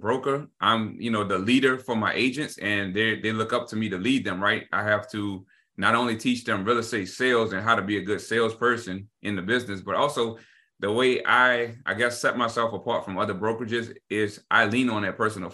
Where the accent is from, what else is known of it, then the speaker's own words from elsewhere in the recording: New Orleans, Louisiana, United States; also born or lived in Baton Rouge; Born and raised in New Orleans, went to college in Baton Rouge at LSU.